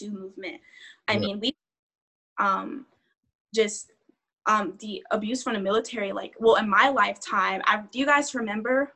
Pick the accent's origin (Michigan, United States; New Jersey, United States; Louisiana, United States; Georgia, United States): Georgia, United States; We're from Georgia